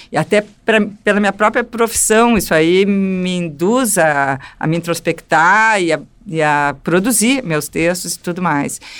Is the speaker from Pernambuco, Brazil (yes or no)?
no; Porto Alegre, Rio Grande do Sul, Brazil; Eu nasci no Beneficência Portuguesa, né? O hospital da minha geração, muita gente nasceu lá. E aí, a meu primeiro endereço foi na Floresta, pequenininha.